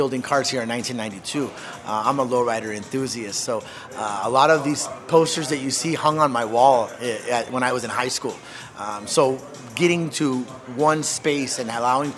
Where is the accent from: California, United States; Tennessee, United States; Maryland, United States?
California, United States; San Diego; I'm from this neighborhood. I was born on Irving and Crosby, so just a few blocks from where we're at right now.